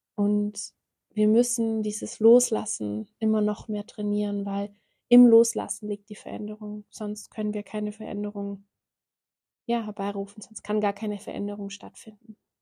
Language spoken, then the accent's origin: German; Ulm, Baden-Württemberg, Germany; also born or lived in South Africa; komme ich aus Ulm. Ich habe hier auch gelebt